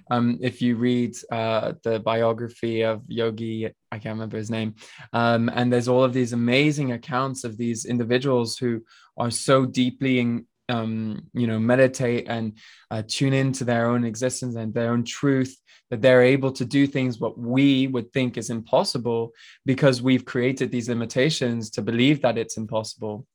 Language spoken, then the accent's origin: English; France; moved away; also born or lived in Switzerland; I was born in Switzerland and I grew up in France in, like, a really small, uh, village with, like, four hundred people